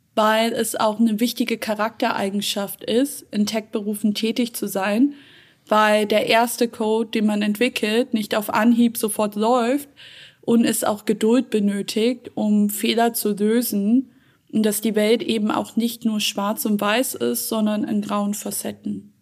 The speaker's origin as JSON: {"language": "German", "country": "Germany", "tie": "born or raised there", "said": "In erster Linie sehe ich mich als Deutsche, da ich in Deutschland geboren und aufgewachsen bin"}